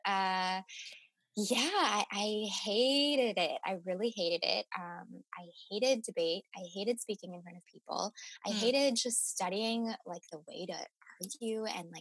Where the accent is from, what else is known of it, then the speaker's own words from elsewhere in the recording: Chicago suburbs, Illinois, United States; moved away as an adult; also born or lived in Champaign-Urbana, Illinois; now in Los Angeles, United States; In second grade, we moved to the Chicago suburbs and kind of stayed in that area for a while